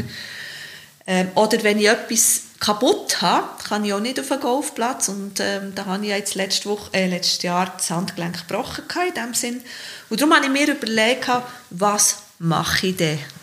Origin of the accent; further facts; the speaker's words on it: Bern, Switzerland; ich bin Geboren mit der Stadt Bern, bin aufgewachsen im Spittwacher, Victoria, also wirklich mit der Stadt Bern, als Kind auf dem Trottwar gespielt